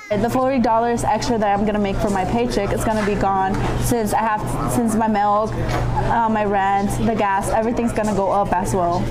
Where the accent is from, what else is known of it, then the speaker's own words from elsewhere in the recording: Minnesota, United States; I'm from Minnesota